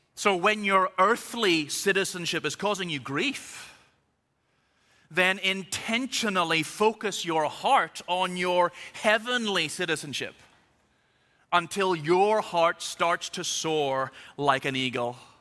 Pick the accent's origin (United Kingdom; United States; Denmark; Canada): United Kingdom; Belfast, Northern Ireland; I was born in Belfast, so I am officially both Irish and British.